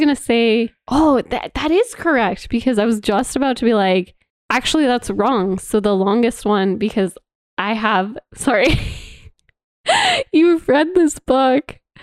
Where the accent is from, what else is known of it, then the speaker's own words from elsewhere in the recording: Canada; we are Canadian